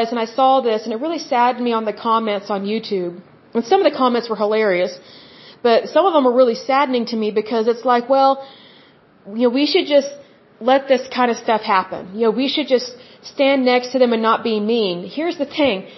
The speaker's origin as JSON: {"language": "English", "region": "Oklahoma", "country": "United States", "said": "I'm from Oklahoma"}